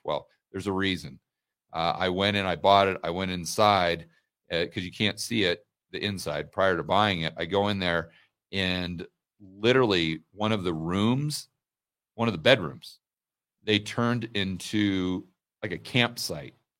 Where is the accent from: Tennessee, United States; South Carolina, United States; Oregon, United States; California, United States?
Oregon, United States; Portland; also born or lived in Laurelwood, Oregon; when I was very small, I grew up way out in the countryside in Oregon, the middle of nowhere.